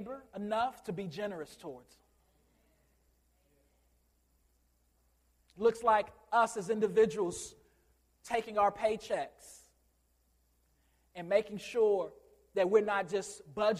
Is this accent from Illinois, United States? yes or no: yes; Chicago, Illinois, United States; I'm from Chicago